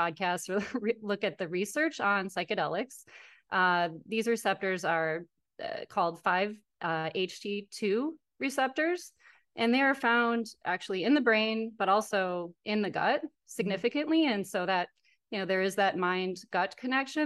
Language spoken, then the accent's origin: English; Wisconsin, United States; I'm from Wisconsin